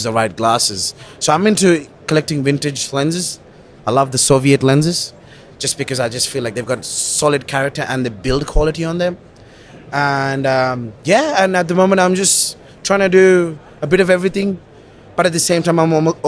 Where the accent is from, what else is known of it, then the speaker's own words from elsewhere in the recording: Kuwait; also born or lived in Sri Lanka; now in Australia; So I'm Sri Lankan, but I was born and raised in the Middle East in Kuwait